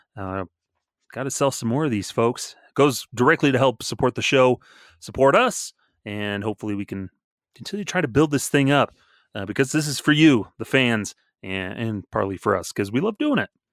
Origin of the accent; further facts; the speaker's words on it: Southern Colorado, United States; growing up in Southern Colorado